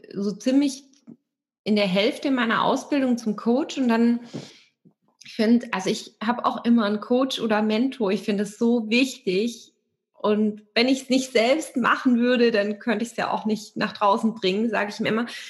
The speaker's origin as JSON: {"language": "German", "area": "area around Stuttgart", "region": "Baden-Württemberg", "country": "Germany", "tie": "born or raised there", "also_born_or_lived": "Hamburg", "moved": "yes", "said": "ich bin mit meiner Katze und meinem Hund, meinen Büchern und meinen Klamotten weg aus Hamburg nach Stuttgart gezogen. Stuttgart kannte ich auch nicht, aber ich bin hier in der Gegend aufgewachsen und geboren"}